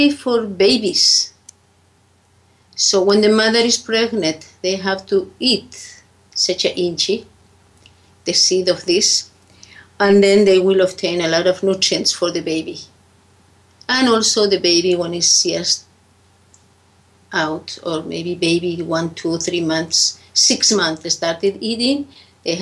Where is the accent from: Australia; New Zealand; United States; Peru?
Peru; I come from Peru.